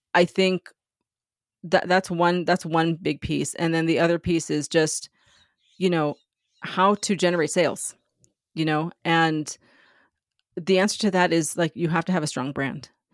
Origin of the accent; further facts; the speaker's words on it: San Diego, California, United States; moved away as an adult; also born or lived in New York; I grew up in San Diego near the border, like ten minutes from the Mexican border